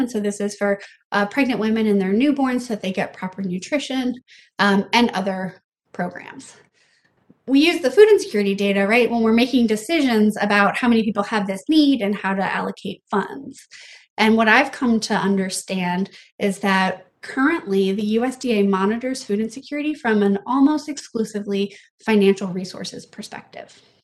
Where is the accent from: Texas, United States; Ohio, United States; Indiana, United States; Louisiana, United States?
Louisiana, United States; South; moved away; also born or lived in Vietnam / Bangladesh / New York / Philadelphia; I am from South Louisiana, um, where disasters are just a part of life